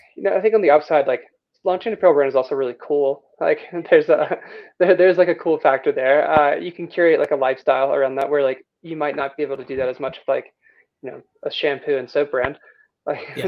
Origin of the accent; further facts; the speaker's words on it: Rome, Georgia, United States; moved away as an adult; also born or lived in Vail, Colorado; now in Telluride, United States; I grew up in Rome, Georgia